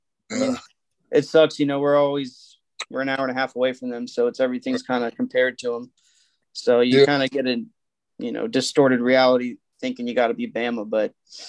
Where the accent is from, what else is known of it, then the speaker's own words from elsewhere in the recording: Gainesville, Florida, United States; fifth generation Auburn grad. So it's kind of in my blood. I grew up in Florida